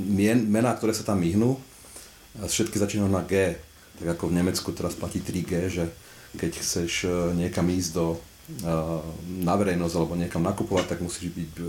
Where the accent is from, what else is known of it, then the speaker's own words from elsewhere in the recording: Trnava, Trnava Region, Slovakia; tak sa hovorí u nás v Trnave